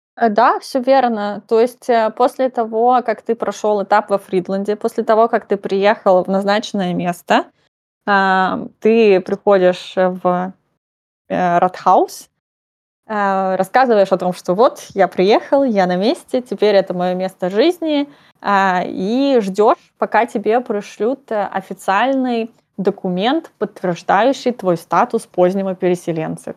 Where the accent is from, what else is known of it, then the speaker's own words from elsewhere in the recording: Russia; moved away as an adult; now in Nuremberg, Germany; я именно выросла в России, и я свою сознательную жизнь там провела